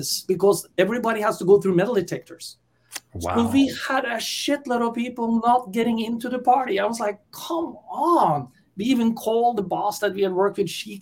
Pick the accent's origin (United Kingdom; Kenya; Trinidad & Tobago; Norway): Norway; moved away as an adult; also born or lived in San Francisco, California, United States; born and raised in Norway and migrated to the US and lived there for over 30 years in beautiful San Francisco, California.